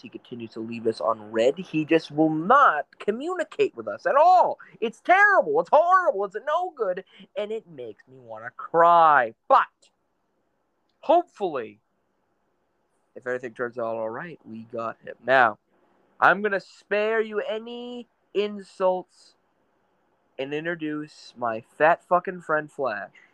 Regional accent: Maine, United States; I'm from New England. Well, I guess it is in New England. I'm from Maine

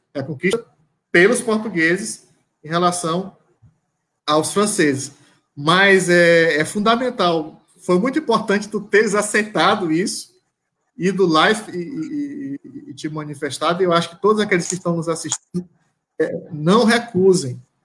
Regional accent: Caxias, Maranhão, Brazil; eu sou de Caxias, né, nasci em Caxias.

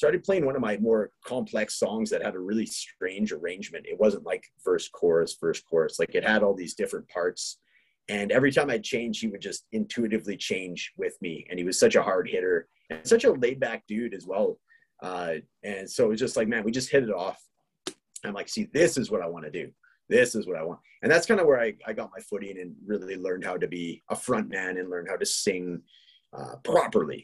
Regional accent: British Columbia, Canada; now in Edmonton, Canada; we're both from British Columbia, which is the neighboring province to Alberta

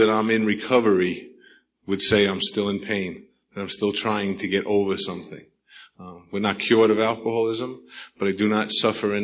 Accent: New York, United States; accent: New York; now in Sedona, United States; my accent's from New York

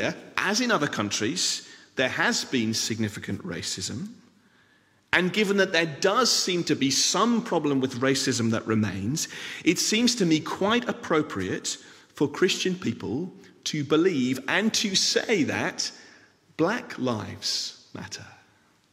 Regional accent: England, United Kingdom; now in Scotland, United Kingdom; I am a British citizen, born in England, live in Scotland.

